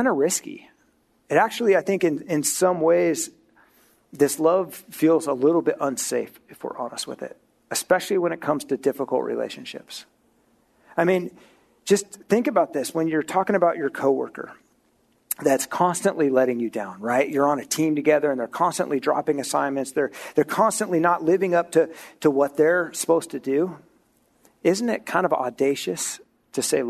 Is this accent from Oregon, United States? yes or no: yes; Oregon, United States; moved away; I grew up in Oregon